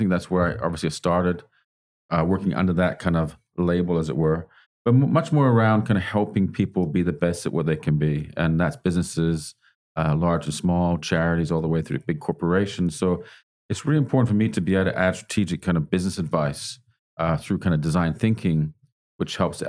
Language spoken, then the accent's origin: English; Canada; also born or lived in England; now in Australia; I was born in England, grew up in Canada, been all over the place, really, back to England again, and now in Australia.